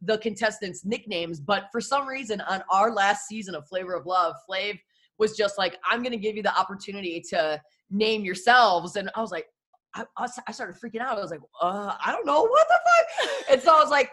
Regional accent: Detroit, Michigan, United States; now in Portland, United States; I'm from Detroit originally and I started radio in Detroit.

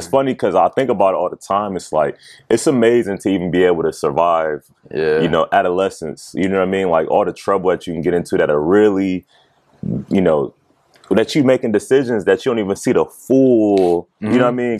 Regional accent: Mansfield, Ohio, United States; also born or lived in Columbus, Ohio; Mansfield, Ohio.

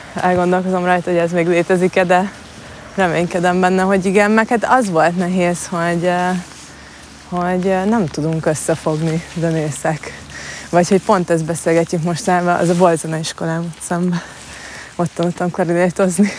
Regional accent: Marcali, Somogy, Hungary; moved away as an adult; also born or lived in Budapest; itt nőttem fel a Balatonpartján

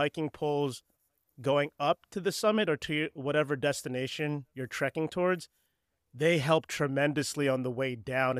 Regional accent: East Coast, United States; I'm actually from the East Coast too.

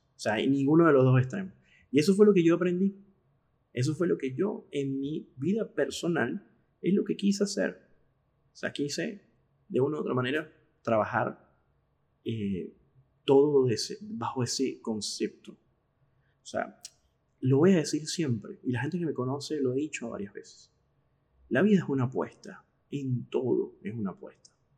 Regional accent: Caracas, Capital District, Venezuela; moved away as an adult; now in Argentina; como dicen en Venezuela, en mi país de origen

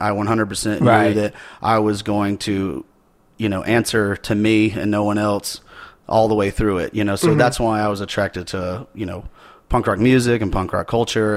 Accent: Simpsonville, South Carolina, United States; I grew up in Simpsonville, South Carolina, which is like a kind of a suburb of Greenville, South Carolina.

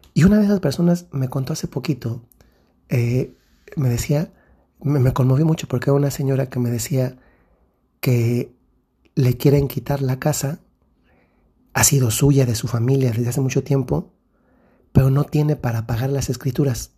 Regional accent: Mexico; moved away; En el país de donde yo soy originario, que es México

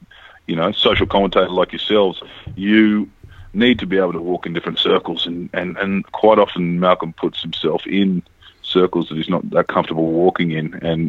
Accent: Australia; I think to just say I'm Australian is selling yourself short a bit

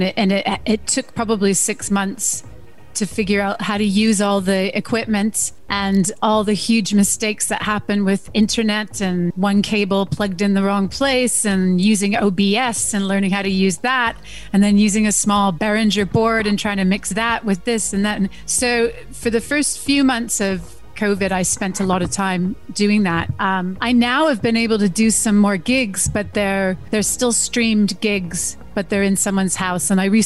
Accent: Canada; also born or lived in Germany; Okay, so I'm Canadian, but I was born on a Canadian military base in Germany in 1973.

